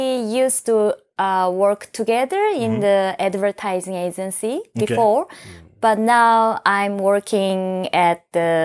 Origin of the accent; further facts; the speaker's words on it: South Korea; English is a second language; moved away as an adult; now in Tokyo, Japan; from South Korea. I've been living in Tokyo for 14 years.